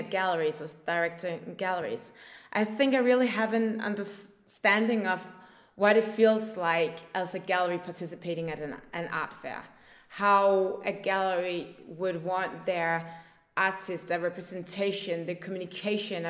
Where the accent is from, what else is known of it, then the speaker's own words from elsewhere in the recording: north of Copenhagen, Capital Region of Denmark, Denmark; also born or lived in Paris, France; I grew up here in Denmark, north of Copenhagen